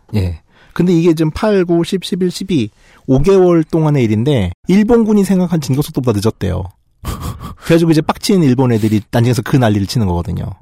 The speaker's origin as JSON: {"language": "Korean", "country": "South Korea"}